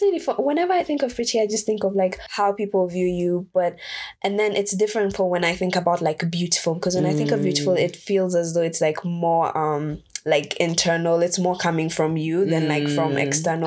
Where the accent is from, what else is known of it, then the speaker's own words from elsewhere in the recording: Kenya; I am from Kenya